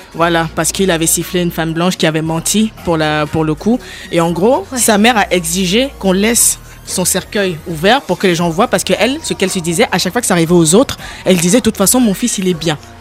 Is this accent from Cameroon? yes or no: yes; Cameroon; moved away as an adult; now in France; je suis née, j'ai grandi au Cameroun, je suis en France depuis, depuis 2010